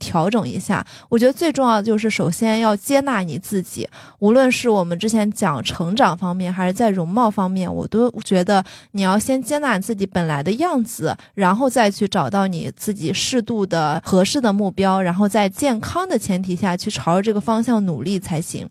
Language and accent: Chinese; Shandong, China; 我山东人，然后我爸爸也是那种很传统的山东男性